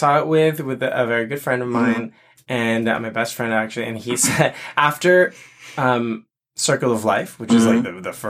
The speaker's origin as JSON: {"language": "English", "country": "Philippines", "said": "so I'm Filipino and that show is iconic for Filipinos because so many Filipino performers get to perform."}